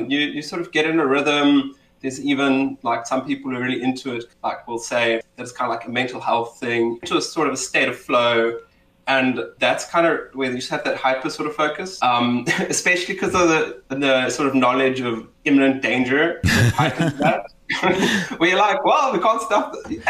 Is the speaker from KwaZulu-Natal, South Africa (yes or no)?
no; Cape Town, Western Cape, South Africa; South African, Cape Townian, born and bred. I might be the stereotype, just not my accent.